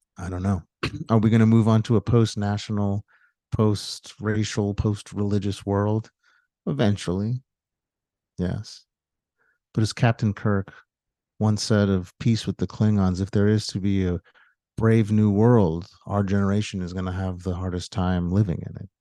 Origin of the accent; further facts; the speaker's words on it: United States; as an American and as a Jew